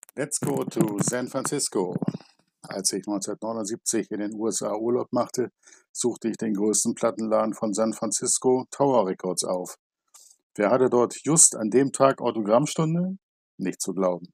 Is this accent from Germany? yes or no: yes; Germany; bei uns in Good Old Germany